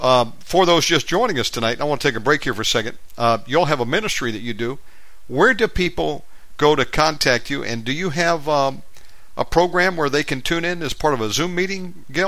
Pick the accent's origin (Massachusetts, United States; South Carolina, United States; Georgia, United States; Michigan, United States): Georgia, United States; Atlanta; moved away as an adult; also born or lived in Virginia / Las Vegas / Gainesville, Georgia; now in Bali, Indonesia; So we grew up in the Atlanta area, lived all over there. So that's... That was my stomping ground until I was about 18. And then we moved to Virginia. And look, I've been all over creation.